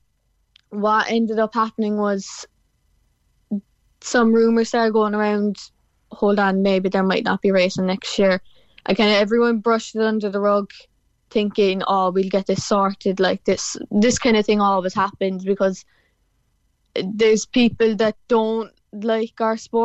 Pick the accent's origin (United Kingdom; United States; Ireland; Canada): Ireland; Cork, Munster; I'm from Cork, so I'm down the bottom of the country